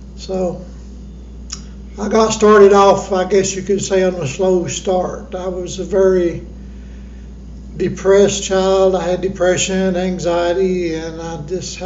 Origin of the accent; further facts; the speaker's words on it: Johnson City, Tennessee, United States; also born or lived in Kingsport, Tennessee; I was born in Kingsport, Tennessee, raised right here in Johnson City, Tennessee